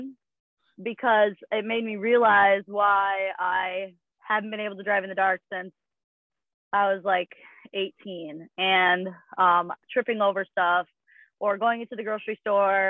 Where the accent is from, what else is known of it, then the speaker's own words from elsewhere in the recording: Minneapolis, Minnesota, United States; I am from Minneapolis, Minnesota. Grew up with 10 siblings.